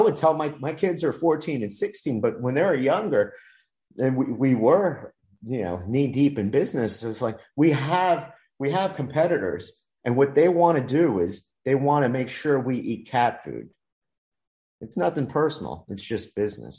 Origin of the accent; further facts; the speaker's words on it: Miami, Florida, United States; I was such an introvert in elementary school, Dade County Public School System, Miami, put me in ESOL